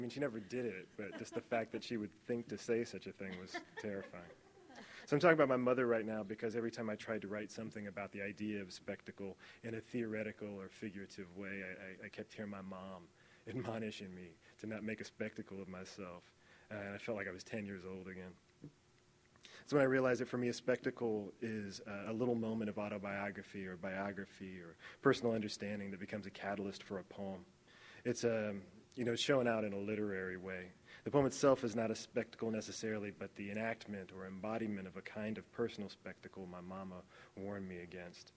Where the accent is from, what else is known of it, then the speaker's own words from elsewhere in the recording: Indiana, United States; moved away; also born or lived in Los Angeles; I'm really from the great state of Indiana